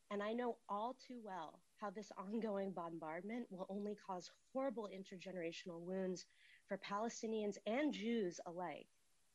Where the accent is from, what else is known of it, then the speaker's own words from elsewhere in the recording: Marin County, California, United States; I'm born and raised in Marin County. I'm an alumni of Brandeis Hillel Day School just down the road from you.